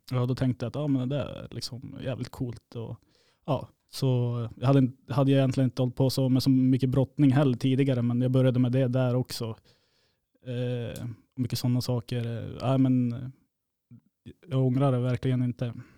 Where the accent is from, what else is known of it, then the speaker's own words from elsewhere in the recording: Uppsala, Uppsala County, Sweden; moved away as an adult; now in Kiruna, Sweden; jag är från Uppsala i grund och botten, men eh, min mamma är från Kiruna